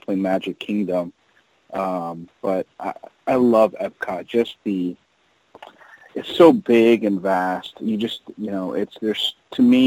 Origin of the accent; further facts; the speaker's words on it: South Florida, United States; also born or lived in New York; I'm a Floridian because I moved from New York when I was four to South Florida, and so this has been my home ever since